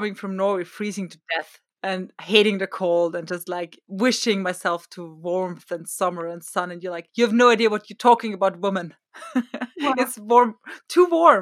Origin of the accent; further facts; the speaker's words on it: Austria; I come from Austria